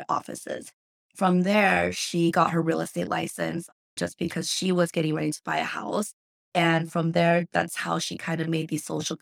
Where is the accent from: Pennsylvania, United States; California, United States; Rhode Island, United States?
California, United States; Cerritos; I was born in Cerritos and raised pretty much in LA County by my grandma